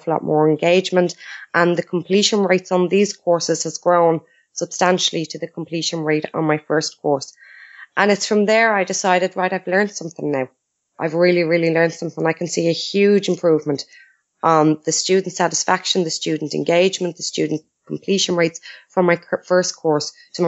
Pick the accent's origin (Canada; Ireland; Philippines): Ireland; Dublin, Leinster; I'm from Ireland. I'm from Dublin